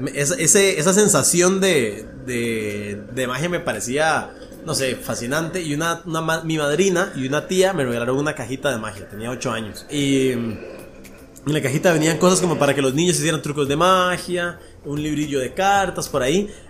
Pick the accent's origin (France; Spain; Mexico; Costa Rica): Costa Rica; aquí en Costa Rica